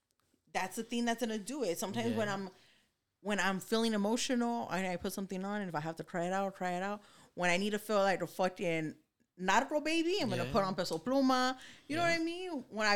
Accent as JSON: {"language": "English", "town": "Los Angeles", "region": "California", "country": "United States", "said": "I come from East LA. I come from being around cholos."}